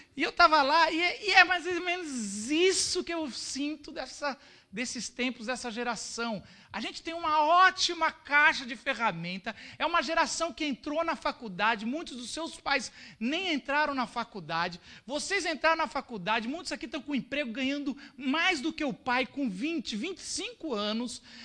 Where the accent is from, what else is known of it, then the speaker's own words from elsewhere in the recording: São Paulo, Brazil; nós paulistas arrogantes. A gente, pá, a gente é de São Paulo